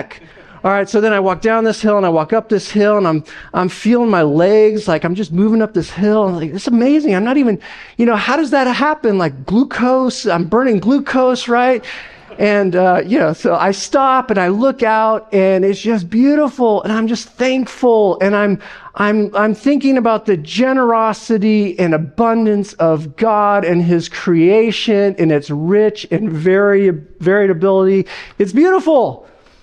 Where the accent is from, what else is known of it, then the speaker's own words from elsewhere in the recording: Las Vegas, Nevada, United States; moved away; I'm from Las Vegas, all right? I'm not from the Northwest or anything